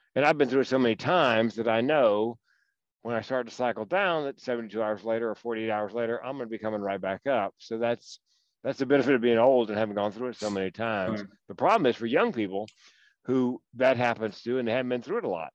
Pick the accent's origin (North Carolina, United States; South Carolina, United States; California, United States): North Carolina, United States; Raleigh; accent: Southern; moved away as an adult; also born or lived in Chapel Hill, North Carolina; now in Eugene, United States; North Carolina, born in Raleigh, went to school in Chapel Hill.